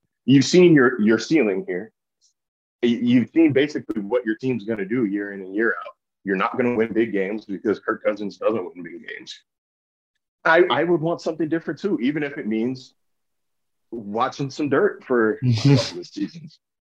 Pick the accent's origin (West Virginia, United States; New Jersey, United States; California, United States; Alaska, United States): California, United States; Sacramento; I grew up in Sacramento.